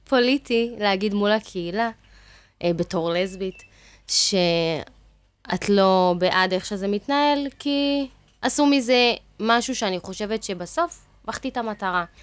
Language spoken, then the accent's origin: Hebrew; Ashdod, Southern District, Israel; אחר כך עברנו לאזור ט', שם גדלתי בעצם, שם אני גם גרה היום